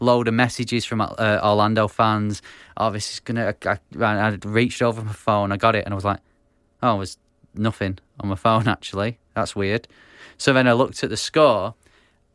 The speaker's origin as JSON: {"language": "English", "town": "Bury", "region": "North West England", "country": "United Kingdom", "tie": "born or raised there", "said": "my hometown team, Bury"}